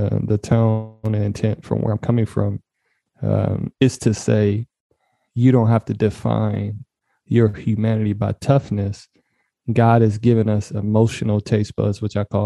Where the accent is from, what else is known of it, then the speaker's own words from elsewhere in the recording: Detroit, Michigan, United States; I grew up in Detroit, Michigan, because my people migrated from the South.